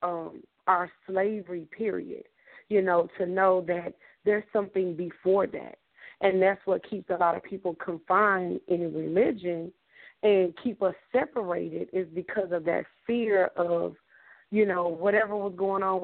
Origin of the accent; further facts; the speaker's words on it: the South, United States; we're from the South